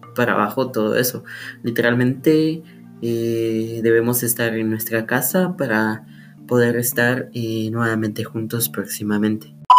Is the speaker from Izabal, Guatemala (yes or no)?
no; Sololá, Guatemala; soy de Solola